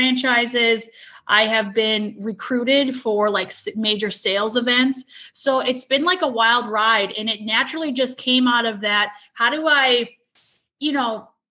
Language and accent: English; Minnesota, United States; moved away as an adult; now in Alabama, United States; I'm from Minnesota, lived there my whole life, and recently relocated to Alabama with my family about 3 years ago